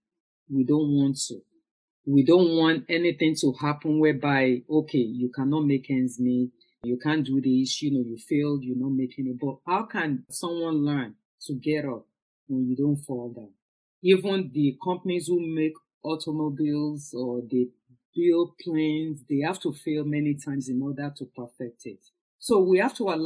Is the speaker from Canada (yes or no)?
no; Lagos, Nigeria; moved away; growing up in Nigeria, in Lagos especially